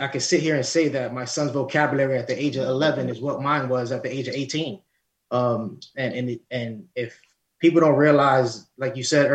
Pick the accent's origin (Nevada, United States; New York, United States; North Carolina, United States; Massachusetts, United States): New York, United States; New York City; I'm Lower East Side, born and bred in Harlem.